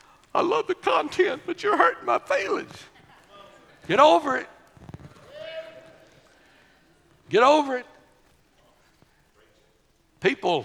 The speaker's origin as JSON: {"language": "English", "town": "Corrigan", "region": "Texas", "country": "United States", "tie": "born or raised there", "said": "We were raised in Corrigan."}